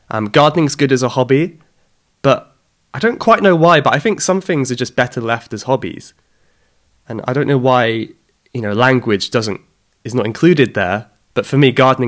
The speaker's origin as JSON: {"language": "English", "area": "Cornwall", "region": "South West England", "country": "United Kingdom", "said": "I'm from the UK. I'm from the southwest of England, from Cornwall originally."}